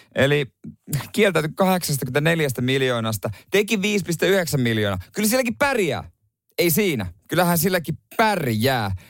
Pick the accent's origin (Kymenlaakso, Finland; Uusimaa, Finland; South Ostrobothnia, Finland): South Ostrobothnia, Finland; Seinäjoki; Seinäjoella, mistä mä kotoisin